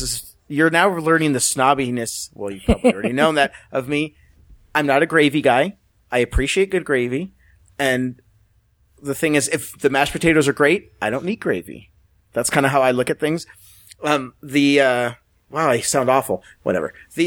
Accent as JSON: {"language": "English", "region": "the South", "country": "United States", "said": "from the South, but I did put a picture of, I don't have any financial relationship with Chick-fil-A."}